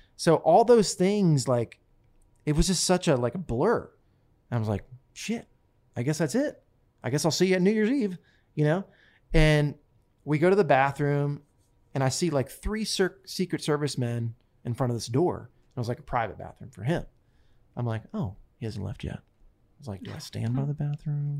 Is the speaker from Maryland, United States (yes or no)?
no; Smyrna, Delaware, United States; I grew up in Smyrna, Delaware, on a potato farm.